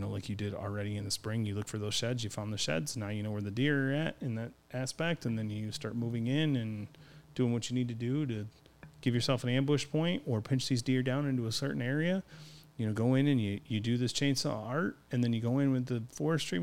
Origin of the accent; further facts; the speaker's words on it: Michigan, United States; we're from Michigan